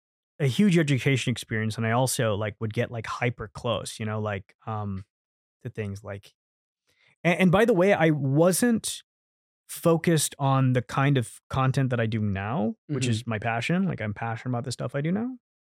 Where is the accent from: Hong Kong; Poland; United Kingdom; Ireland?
Hong Kong; because I grew up in Hong Kong, which was a British colony, so I was very familiar with like the British IP